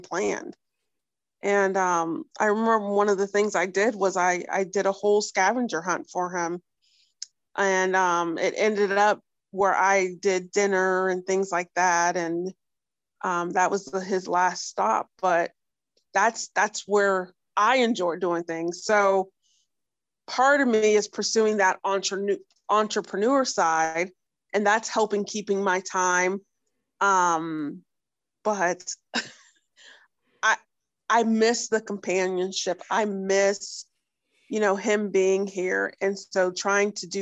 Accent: Northeast Ohio, United States; I'm from Northeast Ohio, so I'm about an hour from Cleveland, hour from Pittsburgh.

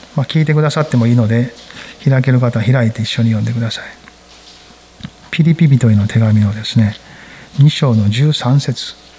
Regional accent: Kansai, Japan; 私は関西人やから

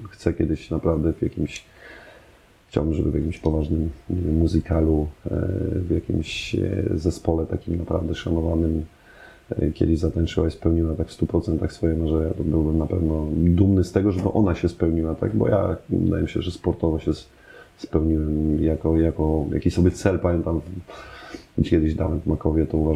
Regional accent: Germany; born there; się urodziłem w Niemczech, to czemu nie mówię po niemiecku?

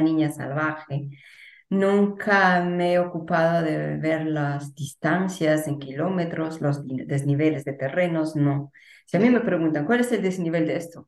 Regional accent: Peru; el lugar donde nací y pasé los primeros mm, años de mi vida

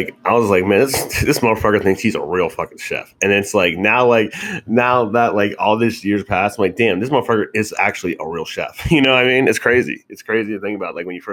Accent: Moon Township, Pennsylvania, United States; also born or lived in Pittsburgh, Pennsylvania; now in Florida, United States; where I'm from Moon

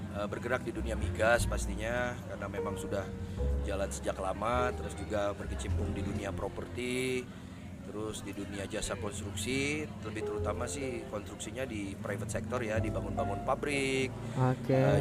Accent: Sukabumi, West Java, Indonesia; Jadi tentunya kota dan Kabupaten Sukabumi karena saya orang Sukabumi karena terlalu cinta terhadap Kabupaten dan Kota Sukabumi ya.

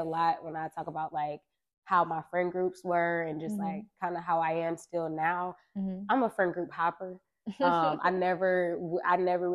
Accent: Detroit, Michigan, United States; also born or lived in Pontiac, Michigan; I was born in Pontiac, but definitely raised my whole life in Detroit.

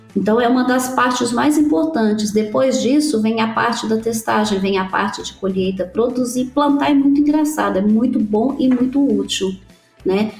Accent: Brazil; moved away as an adult; also born or lived in United States; quando a gente saiu do Brasil

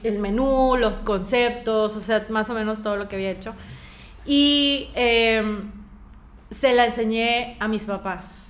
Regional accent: Mexico; moved away as an adult; yo soy de México.

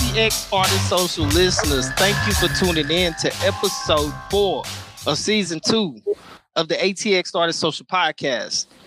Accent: Nacogdoches, Texas, United States; now in Austin, United States; my hometown of Nacogdoches, Texas

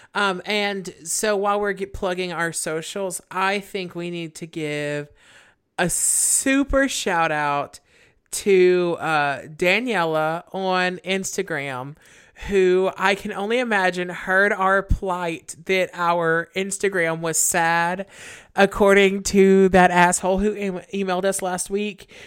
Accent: the South, United States; we're from the South

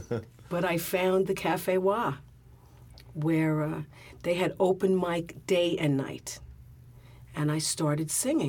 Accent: New York City, New York, United States; born or raised there

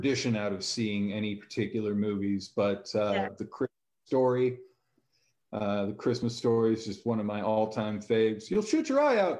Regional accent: San Diego, California, United States; Growing up in San Diego, we had pretty easy access to the beach

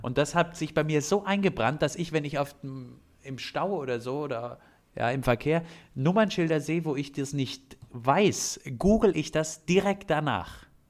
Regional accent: Bavaria, Germany; Gerade als Bayer

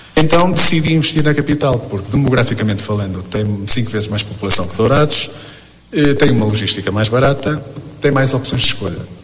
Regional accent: Portugal; moved away as an adult; now in Brazil; eu nasci em Portugal, uh, vim para o Brasil pelo facto de que conheci uma brasileira em Portugal

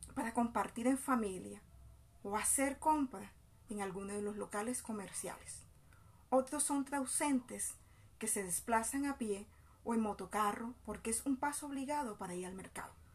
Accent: San Estanislao, Bolívar, Colombia; now in Soledad, Colombia; Soy de San Estanislao de Cosca, municipio del departamento de Bolívar, pero hace más de 20 años radicada en el municipio de Soledad Atlántico

